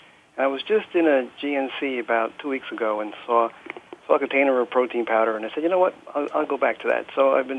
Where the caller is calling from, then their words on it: New Jersey, United States; I am calling from New Jersey again